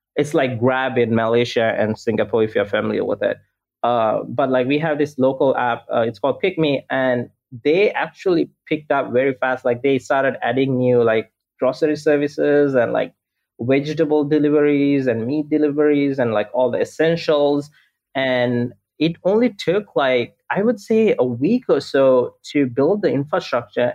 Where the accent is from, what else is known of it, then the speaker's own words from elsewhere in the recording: Sri Lanka; now in Los Angeles, United States; I'm based in Los Angeles, but I'm originally from Sri Lanka